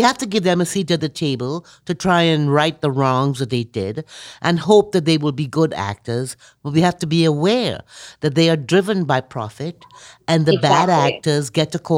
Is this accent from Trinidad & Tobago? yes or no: yes; Trinidad & Tobago; I'm from Trinidad, so I have that whole steel band music thing going on anyway